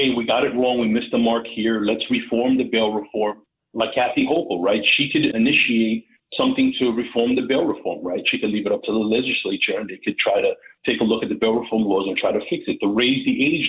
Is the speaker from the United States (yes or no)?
yes; New York City, New York, United States; as a New Yorker, as a native New Yorker